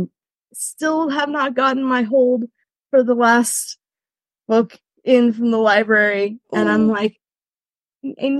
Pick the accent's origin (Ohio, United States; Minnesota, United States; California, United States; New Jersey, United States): California, United States; moved away as an adult; also born or lived in Rhineland, Germany; now in Germany; I am a Californian, but am currently residing in Germany in the Rhineland